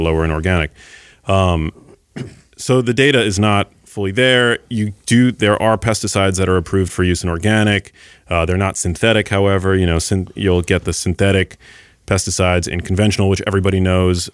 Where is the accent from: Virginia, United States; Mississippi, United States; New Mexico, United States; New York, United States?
New York, United States; New York City; I grew up in New York City